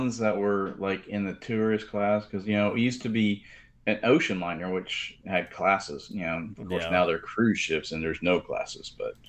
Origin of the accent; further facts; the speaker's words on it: Central Luzon, Philippines; born there; Because I was born on Subic Naval Base, so which is in near Manila.